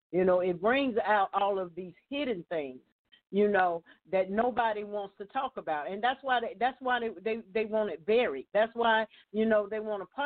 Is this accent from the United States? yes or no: yes; United States; I was born here. Uh-huh. I'm an American.